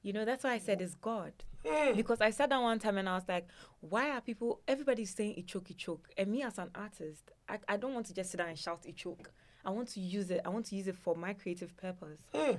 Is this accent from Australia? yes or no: no; Ghana; a Ghanaian woman, especially an Ewe woman